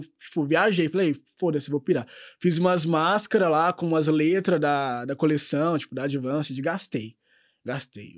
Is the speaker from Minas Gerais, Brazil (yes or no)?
yes; Minas Gerais, Brazil; a gente que é mineiro